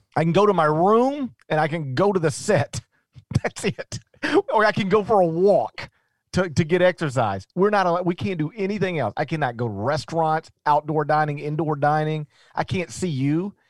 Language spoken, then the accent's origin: English; Mississippi, United States; also born or lived in Memphis, Tennessee; It's my home state against my alma mater